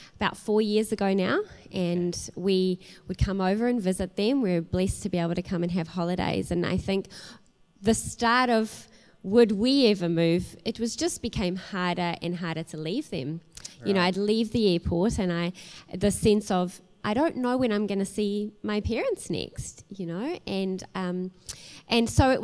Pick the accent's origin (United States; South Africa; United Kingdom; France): South Africa; moved away as an adult; also born or lived in New Zealand; I'm not originally from New Zealand, you know, I'm originally from South Africa. And 18 years ago, my family made the move to New Zealand. And at that point, I was a 19-year-old